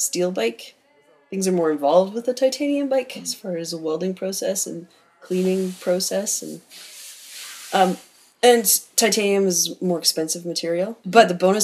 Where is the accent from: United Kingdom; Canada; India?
Canada; Campbell River, British Columbia; I grew up in Campbell River